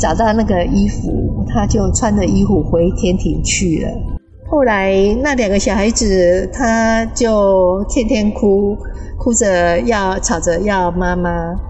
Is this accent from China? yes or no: no; Kaohsiung, Taiwan; 我住高雄。